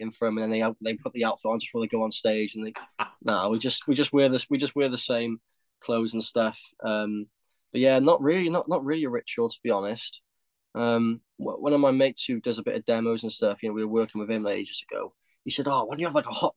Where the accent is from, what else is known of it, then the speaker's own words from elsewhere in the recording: Cardiff, Wales, United Kingdom; we're from Cardiff